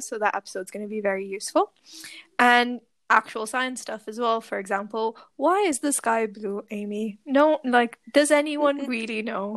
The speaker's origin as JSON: {"language": "English", "country": "Pakistan", "moved": "as an adult", "lives_now": "Glasgow, United Kingdom", "said": "I am Pakistani, but I moved here, obviously, to do my PhD"}